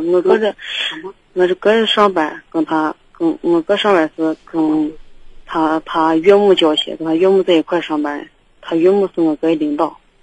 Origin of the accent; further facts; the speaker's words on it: Baoji, Shaanxi, China; 我们是来自报警农村的